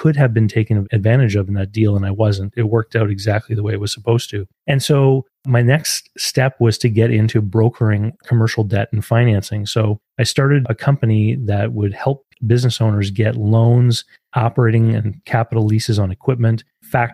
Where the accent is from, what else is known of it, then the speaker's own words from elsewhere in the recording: Canada; I'm from Canada.